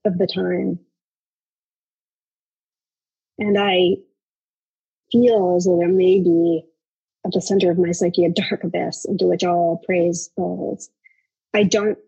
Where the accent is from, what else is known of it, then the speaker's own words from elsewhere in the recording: Canada; I'm Canadian